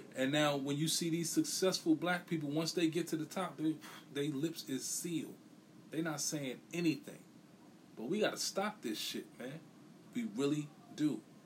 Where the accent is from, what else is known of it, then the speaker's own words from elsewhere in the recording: New York City, New York, United States; where we from, you know, New York City